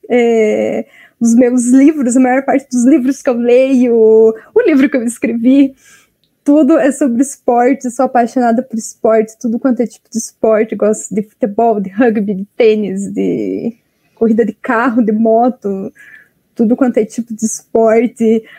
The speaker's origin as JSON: {"language": "Portuguese", "town": "Piraquara", "region": "Paraná", "country": "Brazil", "said": "eu sou do Paraná, de Curitiba, mas na verdade eu não sou bem de Curitiba, eu sou da região metropolitana."}